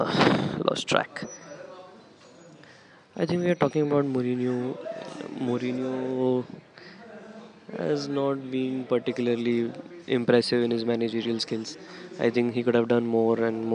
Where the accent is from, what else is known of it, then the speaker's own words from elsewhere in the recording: India; I'm from India